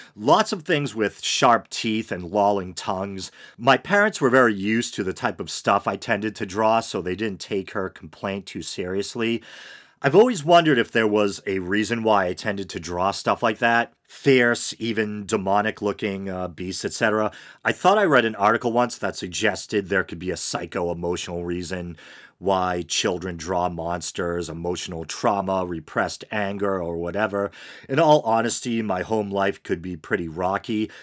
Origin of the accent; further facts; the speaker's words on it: Massachusetts, United States; my home state, Massachusetts